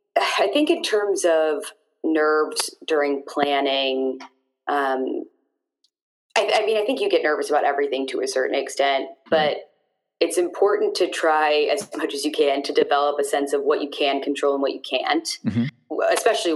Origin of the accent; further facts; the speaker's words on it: St. Louis, Missouri, United States; moved away as an adult; now in Boston, United States; I moved from St. Louis to Boston, I guess like 6 years ago.